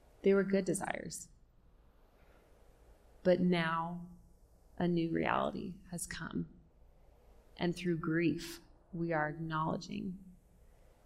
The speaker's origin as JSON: {"language": "English", "region": "California", "country": "United States", "moved": "yes", "lives_now": "Denver, United States", "said": "I'm from California"}